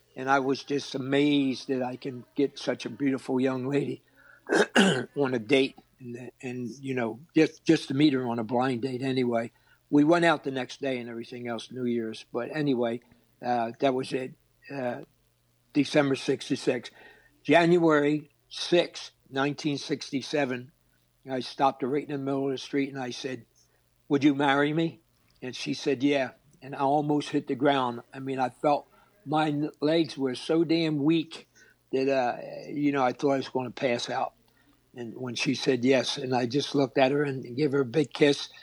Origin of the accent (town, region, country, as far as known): Philadelphia, Pennsylvania, United States; born or raised there